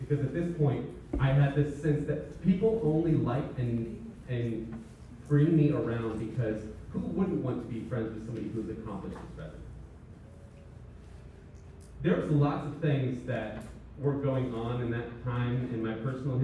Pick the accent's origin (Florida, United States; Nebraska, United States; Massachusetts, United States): Nebraska, United States; West; I'm from West Nebraska. Most people have never met one of us